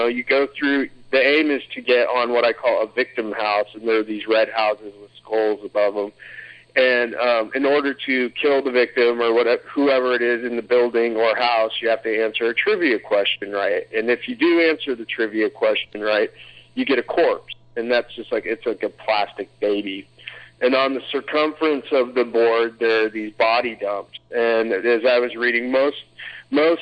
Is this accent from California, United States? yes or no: no; Anchorage, Alaska, United States; I grew up in Alaska, in Anchorage